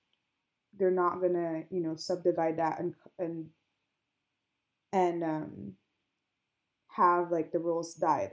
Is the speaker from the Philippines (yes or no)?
yes; Philippines; I'm Filipino, so the way I treat, like, people, it's like you're always, like, family.